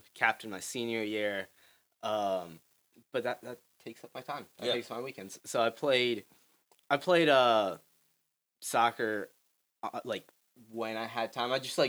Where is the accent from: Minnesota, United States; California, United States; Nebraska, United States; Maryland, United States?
Maryland, United States; Howard County; born or raised there